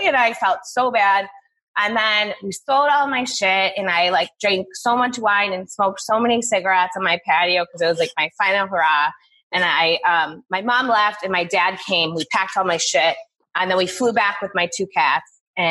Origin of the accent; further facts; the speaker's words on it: Buffalo, New York, United States; moved away as an adult; also born or lived in Los Angeles; I'm from Buffalo, born and raised, and we have an amazing cancer center here called Roswell Park.